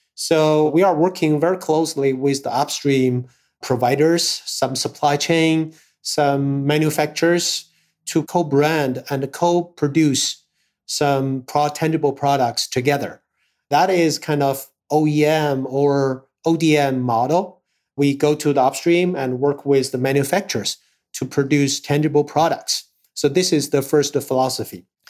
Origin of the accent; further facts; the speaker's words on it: Harbin, Heilongjiang, China; I was born in North China. Uh, my hometown is Harbin